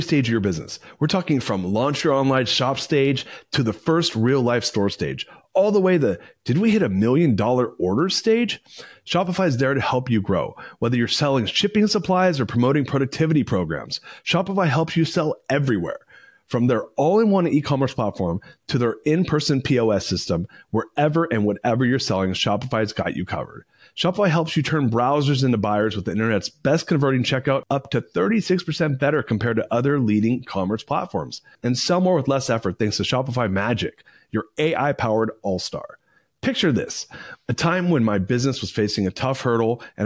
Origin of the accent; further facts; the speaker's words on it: Southern California, United States; also born or lived in San Francisco; I grew up in Southern California and I lived in San Francisco for 20 years